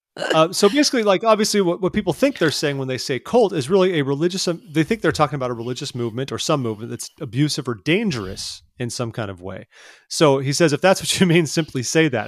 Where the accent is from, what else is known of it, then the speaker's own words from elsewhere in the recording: California, United States; I grew up in California